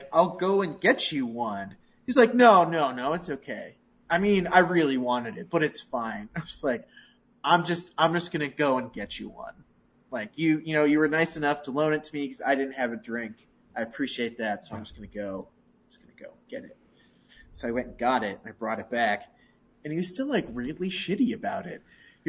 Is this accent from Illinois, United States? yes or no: yes; Chicago, Illinois, United States; no, like, the city, Chicago, like, Chicago, we're from Chicago.